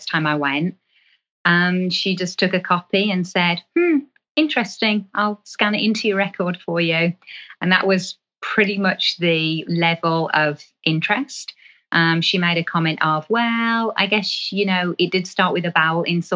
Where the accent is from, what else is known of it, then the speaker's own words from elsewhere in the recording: England, United Kingdom; I'm from England